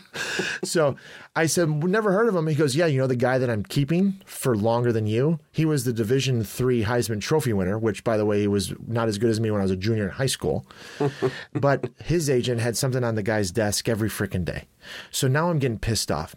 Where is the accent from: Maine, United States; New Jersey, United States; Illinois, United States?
Illinois, United States; Chicago; I grew up in Chicago